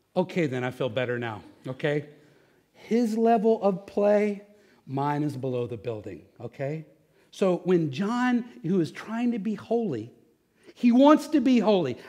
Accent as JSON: {"language": "English", "region": "Texas", "country": "United States", "said": "I'm from Texas"}